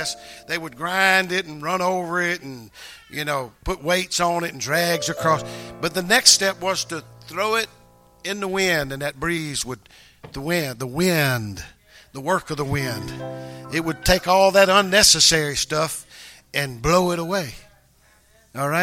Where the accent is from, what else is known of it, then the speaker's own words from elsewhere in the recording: the Bible Belt, United States; we're from the Bible Belt